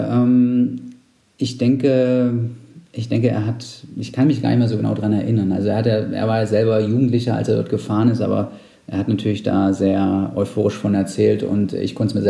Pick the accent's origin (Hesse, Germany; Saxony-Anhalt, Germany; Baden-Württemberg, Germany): Saxony-Anhalt, Germany; ich komme aus Sachsen-Anhalt ursprünglich